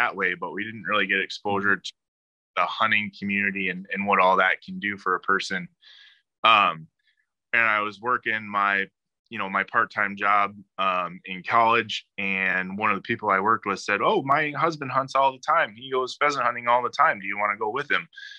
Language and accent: English; Chicago, Illinois, United States; I grew up outside Chicago, and, my dad is from Italy.